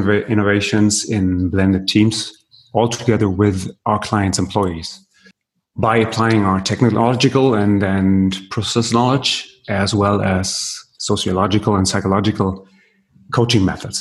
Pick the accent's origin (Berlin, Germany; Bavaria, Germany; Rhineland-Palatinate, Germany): Berlin, Germany; I was born and raised in Berlin